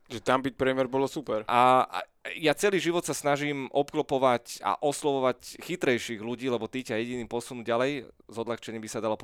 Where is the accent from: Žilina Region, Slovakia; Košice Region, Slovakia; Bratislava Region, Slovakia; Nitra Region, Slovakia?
Bratislava Region, Slovakia; Bratislava; Petržalky, vyrastal som tam, žil som tam pomaly 30 rokov.